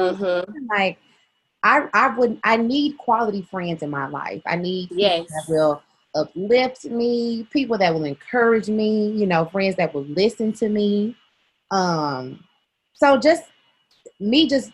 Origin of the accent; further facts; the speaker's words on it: Memphis, Tennessee, United States; moved away as an adult; also born or lived in Murfreesboro, Tennessee; now in Birmingham, United States; I'm from Memphis, Tennessee originally. I went to Southwind High School, graduated from there in 2014